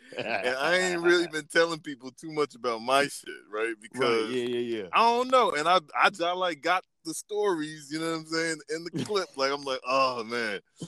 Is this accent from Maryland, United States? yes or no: yes; Maryland, United States; They hear me, they're like, are you from New York? Like, no, man, I'm from Maryland.